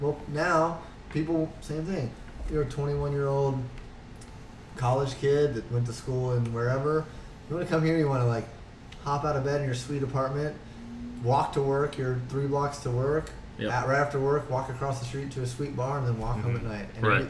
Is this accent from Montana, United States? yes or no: yes; Montana, United States; now in Cleveland, United States; Yeah, I, like I said, I came from Montana. I've spent the last few years convincing my friends that are like, why in the hell would you leave Montana and go to Cleveland?